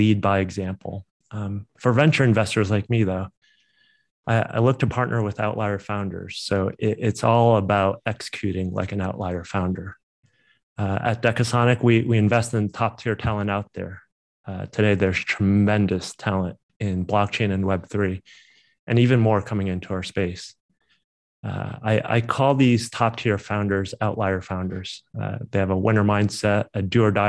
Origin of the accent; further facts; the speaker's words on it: East Coast, United States; moved away as an adult; also born or lived in San Francisco Bay Area / New York / Tokyo; now in Chicago, United States; I grew up in the East Coast, also operated in New York